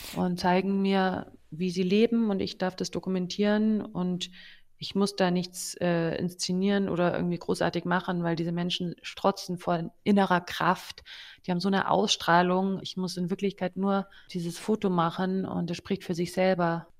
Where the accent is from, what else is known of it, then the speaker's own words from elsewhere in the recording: Germany; als Deutsche